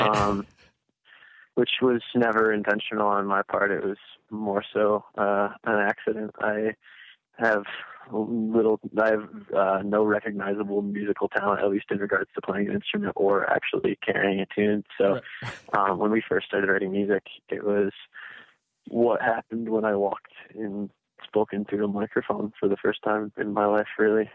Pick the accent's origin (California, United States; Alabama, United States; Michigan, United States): Michigan, United States; Grand Rapids; I'm born born and raised here.